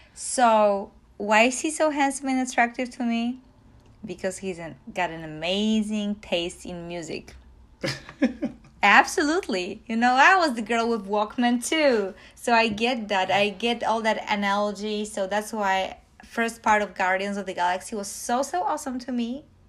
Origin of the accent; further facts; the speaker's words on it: Poland; moved away; I come from Poland